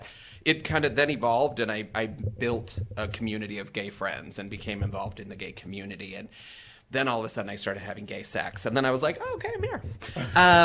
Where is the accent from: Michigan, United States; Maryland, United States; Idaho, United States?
Idaho, United States; North; moved away as an adult; also born or lived in Phoenix, Arizona; I had grown up in the Pacific Northwest and, you know, we lived in a small town in Idaho